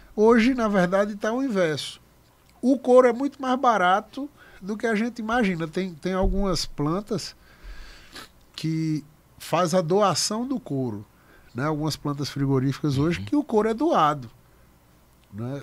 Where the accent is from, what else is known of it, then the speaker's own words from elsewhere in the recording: Picuí, Paraíba, Brazil; eu nasci em Picuí